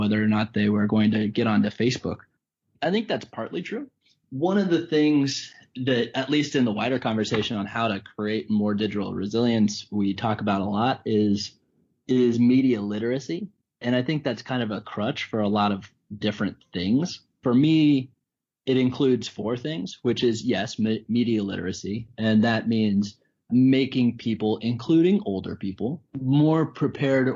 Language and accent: English; Colorado, United States; I'm from Colorado